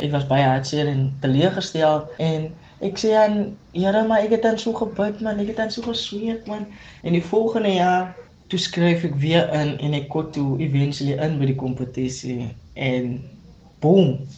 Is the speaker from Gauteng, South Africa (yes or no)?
no; Paarl, Western Cape, South Africa; Ek is van die Parel, Groenewil, Smart Town